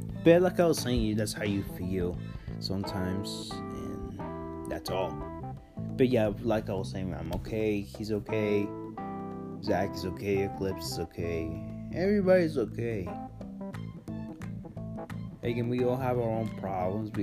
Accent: Chihuahua, Mexico; I am Hispanic, I'm Mexican. I'm fully blooded Mexican. I was born in Chihuahua, Mexico, 17 years ago

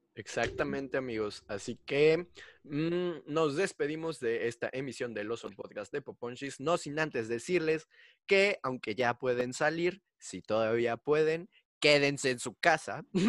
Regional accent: Mexico; yo soy de México

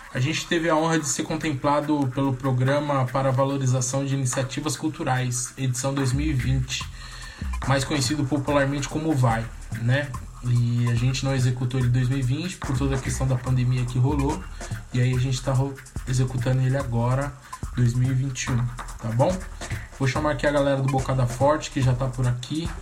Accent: São Paulo, Brazil; nasci e morei ali no Jardim Monte Azul

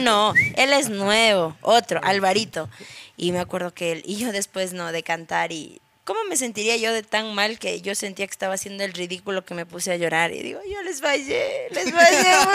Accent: Quito, Pichincha, Ecuador; yo soy nacida en Quito

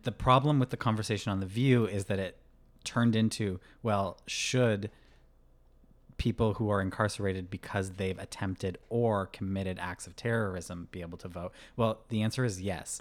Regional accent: Vermont, United States; my home state of Vermont

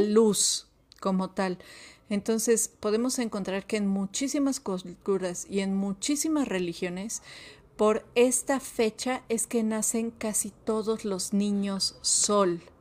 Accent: Mexico; como mexicanos

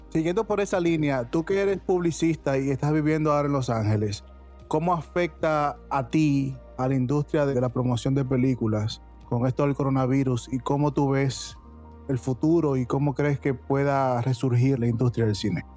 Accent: Dominican Republic; now in United States; en Dominicana, que es de donde vengo

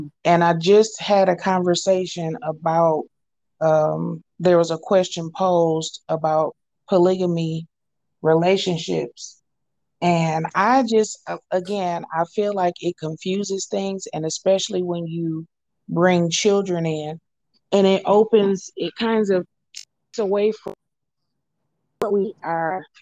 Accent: Flint, Michigan, United States; now in Arlington, United States; I am from Arlington, Texas, by way of Flint, Michigan

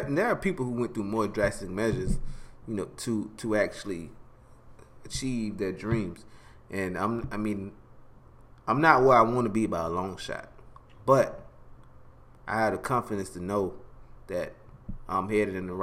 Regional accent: Alabama, United States; moved away as an adult; now in Orlando, United States; I'm from Alabama

